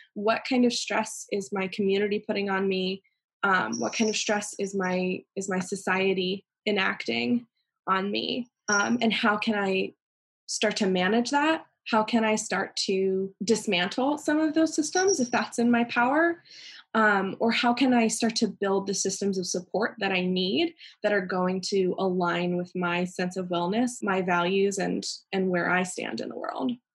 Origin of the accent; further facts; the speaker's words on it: Pennsylvania, United States; moved away; also born or lived in North Carolina; I grew up in Pennsylvania, and I've lived in a lot of places